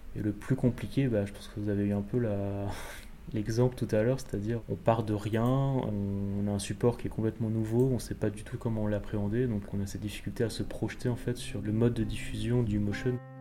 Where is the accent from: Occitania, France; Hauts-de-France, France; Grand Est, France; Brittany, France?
Grand Est, France; Alsace; je suis alsacien